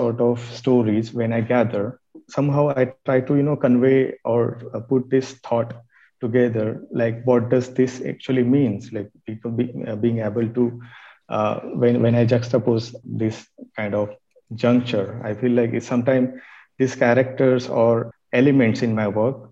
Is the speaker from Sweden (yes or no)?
no; Maharashtra, India; in some places in Maharashtra, where my hometown is